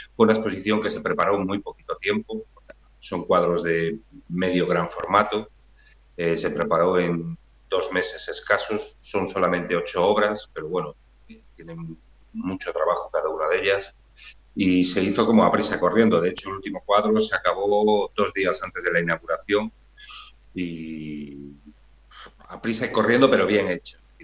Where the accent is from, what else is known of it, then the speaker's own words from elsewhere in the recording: Redondela, Galicia, Spain; now in Vigo, Spain; yo soy de Redondela, ahora vivo en Vigo